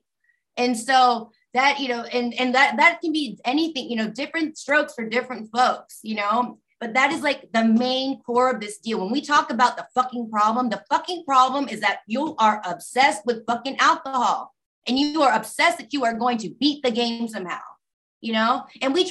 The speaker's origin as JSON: {"language": "English", "town": "Austin", "region": "Texas", "country": "United States", "tie": "born or raised there", "said": "I grew up in South Austin"}